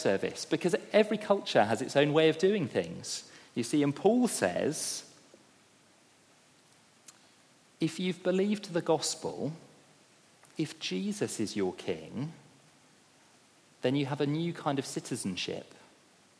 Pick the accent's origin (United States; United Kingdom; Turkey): United Kingdom; as a Brit